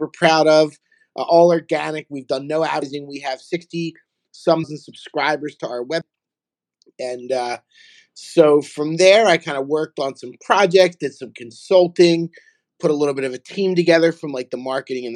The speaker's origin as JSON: {"language": "English", "town": "Philadelphia", "region": "Pennsylvania", "country": "United States", "moved": "as an adult", "lives_now": "South Florida, United States", "said": "I'm from Philadelphia. I live in South Florida. I've been down here for about 2 years"}